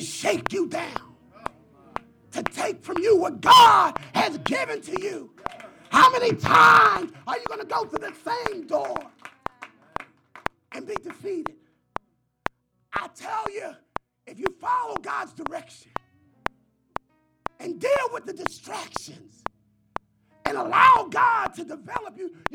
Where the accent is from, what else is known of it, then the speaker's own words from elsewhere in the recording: Philadelphia, Pennsylvania, United States; I'm from Philadelphia. And somehow I graduated from Simon Gratt